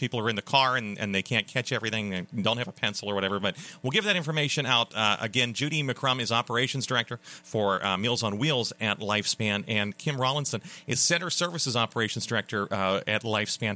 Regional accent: Western Pennsylvania, United States; I'm from Western Pennsylvania

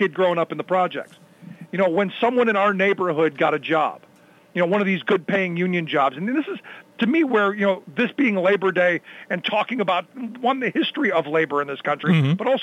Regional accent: Cleveland, Ohio, United States; my hometown is a little bit further behind

